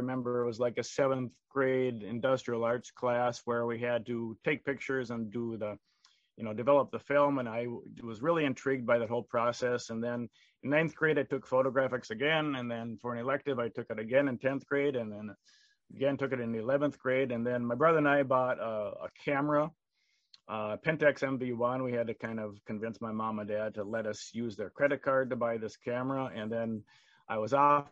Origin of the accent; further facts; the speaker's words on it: Lauderdale, Minnesota, United States; I grew up in a little neighborhood. It is kind of a suburb of St. Paul. It's called Lauderdale